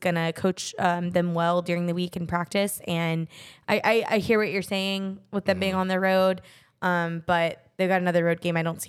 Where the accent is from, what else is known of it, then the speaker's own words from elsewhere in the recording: Texas, United States; my hometown team of the Rangers